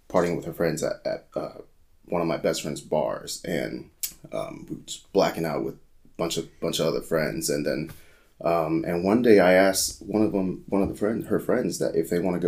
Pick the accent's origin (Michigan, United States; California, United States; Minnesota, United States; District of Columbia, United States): California, United States; San Jose; moved away as an adult; So I grew up in the Bay Area. So I grew up in San Jose, California